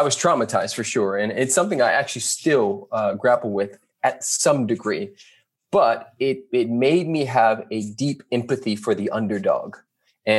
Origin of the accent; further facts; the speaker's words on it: Carson, California, United States; also born or lived in Compton; raised in Carson